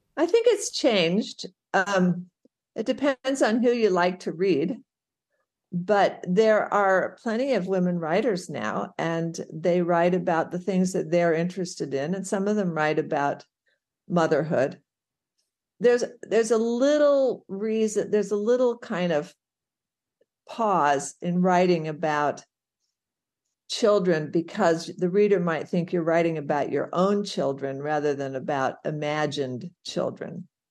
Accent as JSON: {"language": "English", "town": "St. Louis", "region": "Missouri", "country": "United States", "tie": "born or raised there", "said": "I grew up in Saint Louis, Missouri"}